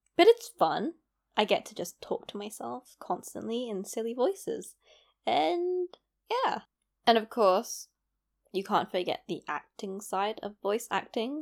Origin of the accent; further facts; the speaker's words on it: London, United Kingdom; accent: London; It's a London accent since I was born and raised in London. So most people could guess that I'm from London. Now, I grew up in East London.